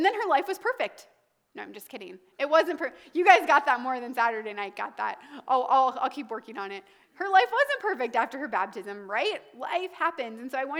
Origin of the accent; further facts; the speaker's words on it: the South, United States; now in Des Moines, United States; And timing took me to Des Moines, Iowa when I was from the South to marry an Italian.